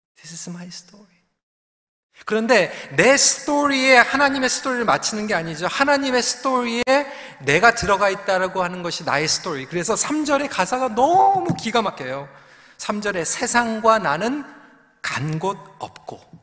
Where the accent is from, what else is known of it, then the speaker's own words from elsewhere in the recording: Seoul, South Korea; 저도 영등포에서 태어났습니다.